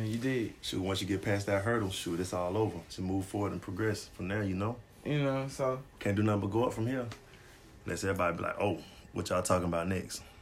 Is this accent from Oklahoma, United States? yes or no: no; Griffin, Georgia, United States; Well, I'm from Griffin.